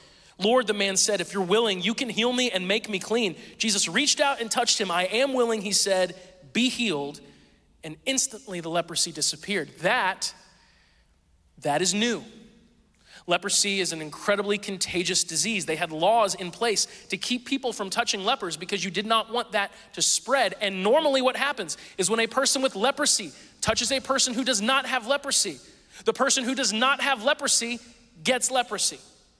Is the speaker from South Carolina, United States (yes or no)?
no; Springfield, Missouri, United States; born there; I've lived all over the place, but I was born in Springfield, Missouri, southern Missouri, right?